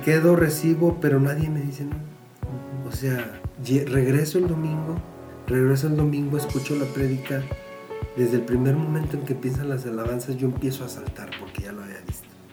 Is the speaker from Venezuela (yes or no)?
no; San Luis Potosí, Mexico; also born or lived in Monterrey; llegando a mi tierra, mis doctores, mis paisanos